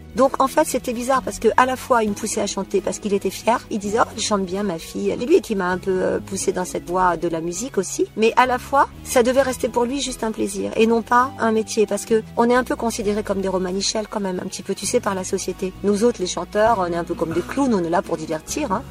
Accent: Méru, Hauts-de-France, France; now in Bourg-en-Bresse area, France; je suis née en Picardie, alors dans un super petit village tout pourri qui s'appelle Méru

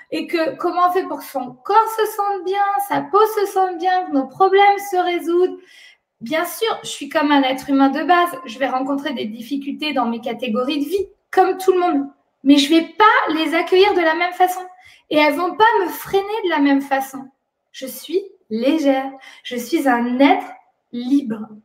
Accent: France; moi je suis née en France et grandi en France

